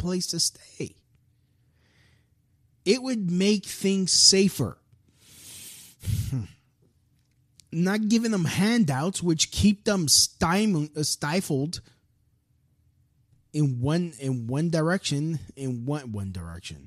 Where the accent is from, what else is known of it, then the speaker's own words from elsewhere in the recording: United States; me as an American